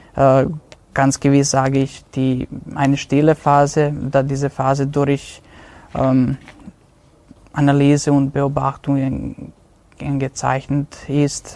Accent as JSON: {"language": "German", "region": "Vojvodina", "country": "Serbia", "tie": "born or raised there", "moved": "as an adult", "lives_now": "Innsbruck, Austria", "said": "die Vojvodina ist, äh, ist und wird für immer meine Heimat bleiben"}